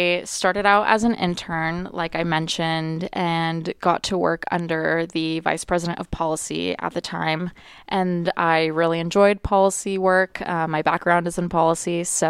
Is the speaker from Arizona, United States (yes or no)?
yes; Tucson, Arizona, United States; I actually thought that I was going to go to the U of A because I'm from Tucson.